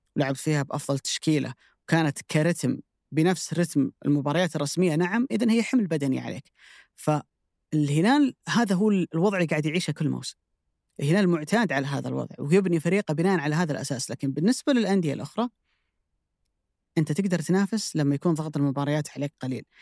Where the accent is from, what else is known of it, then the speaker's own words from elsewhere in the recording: Saudi Arabia; عندنا في السعوديه